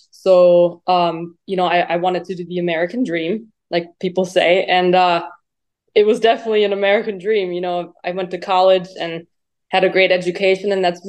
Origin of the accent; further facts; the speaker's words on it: just south of Munich, Bavaria, Germany; moved away; I was 7 years old, and I was in just south of Munich, Germany, where I grew up. I was born there and raised there.